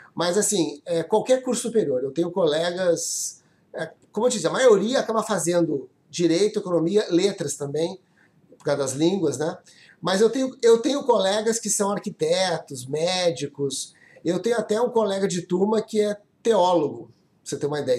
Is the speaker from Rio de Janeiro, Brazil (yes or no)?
no; Porto Alegre, Rio Grande do Sul, Brazil; moved away as an adult; also born or lived in Brasília; eu nasci em Porto Alegre, estudei lá no, no Sul, né? Fiz minha escola e universidade lá no Rio Grande do Sul.